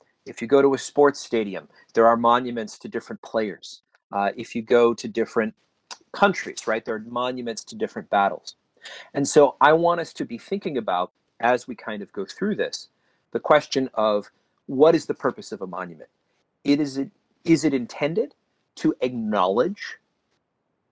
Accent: just outside of Chicago, Illinois, United States; I grew up in Illinois, just outside of Chicago, where there were no Confederate monuments in my town

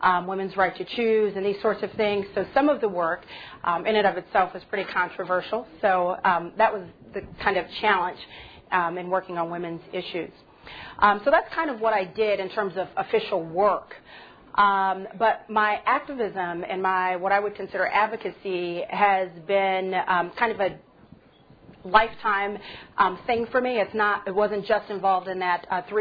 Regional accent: Pasadena, California, United States; I grew up in Southern California in Pasadena.

